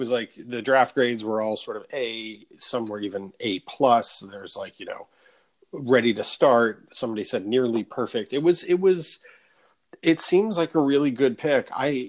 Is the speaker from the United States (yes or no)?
yes; Michigan, United States; even though I grew up in Michigan, I was always secretly a Seattle fan